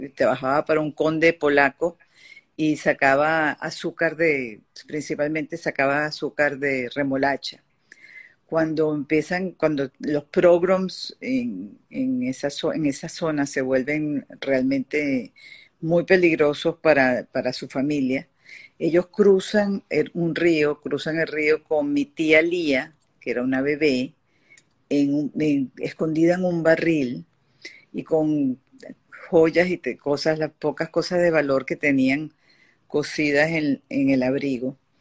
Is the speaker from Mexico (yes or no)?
no; Venezuela; also born or lived in Paris, France; yo, nací en París y, porque mis padres estaban justamente eh, viviendo en Francia en, ese momento, volví a Venezuela de bebé